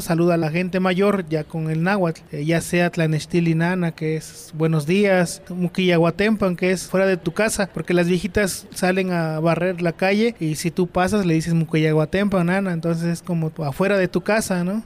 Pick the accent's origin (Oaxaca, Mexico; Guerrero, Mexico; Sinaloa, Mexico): Guerrero, Mexico; Citlala; yo soy originario de un pueblo del estado de Guerrero que se llama Citlala